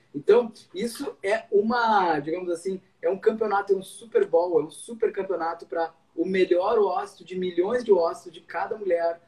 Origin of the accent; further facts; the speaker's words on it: Cruz Alta, Rio Grande do Sul, Brazil; moved away as an adult; also born or lived in Santa Maria; now in Porto Alegre, Brazil; Eu sou de Cruz Alta, do interior, fiz minha faculdade na Universidade Federal de Santa Maria